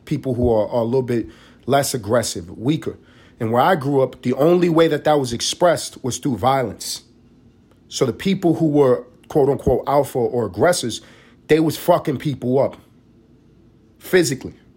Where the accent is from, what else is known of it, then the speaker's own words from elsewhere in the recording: New York City, New York, United States; moved away as an adult; also born or lived in Los Angeles; now in Atlanta, United States; I grew up in East Harlem